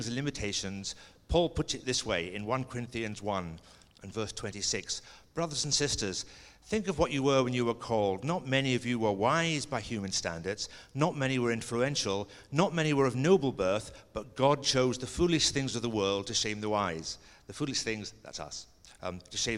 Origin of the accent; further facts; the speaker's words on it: Stevenage, East of England, United Kingdom; also born or lived in Scotland; I went to a boys' grammar school in Stevenage in England, and I started there the year that England won the World Cup